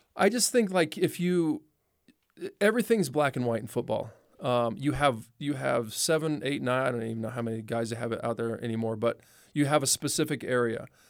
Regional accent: Los Angeles, California, United States; I was born in Watts

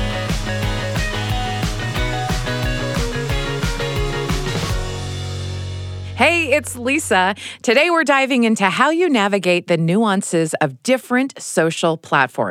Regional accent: United States; moved away as an adult; also born or lived in England

